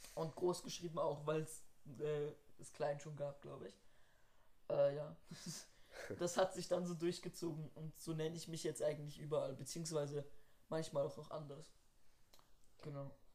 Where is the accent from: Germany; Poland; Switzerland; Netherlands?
Switzerland; bei uns in der Schweiz